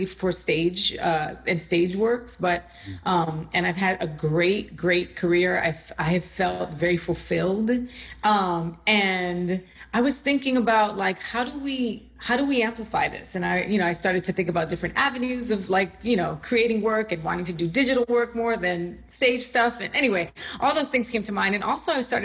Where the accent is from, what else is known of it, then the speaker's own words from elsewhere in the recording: New York City, New York, United States; also born or lived in Puerto Rico; I am from the Bronx. I'm a New Yorker, and I grew up in Puerto Rico for about 6 years, my formative years when I was 9 to 15.